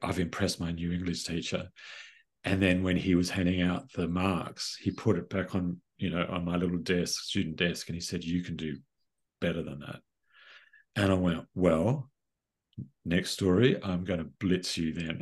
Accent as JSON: {"language": "English", "town": "Sydney", "region": "New South Wales", "country": "Australia", "tie": "born or raised there", "said": "I grew up in Sydney"}